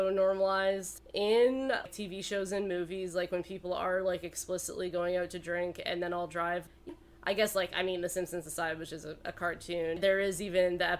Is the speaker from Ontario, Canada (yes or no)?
yes; Oakville, Ontario, Canada; moved away; growing up in Oakville, also a quite safe place.